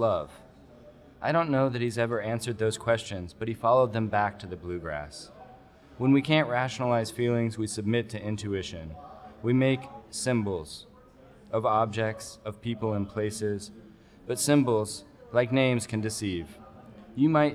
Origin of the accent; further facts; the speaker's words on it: Kentucky, United States; moved away as an adult; also born or lived in Houston, Texas; now in Oregon, United States; I was from Kentucky